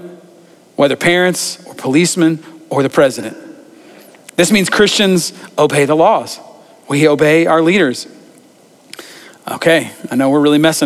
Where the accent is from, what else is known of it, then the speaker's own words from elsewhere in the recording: United States; it's in our DNA as Americans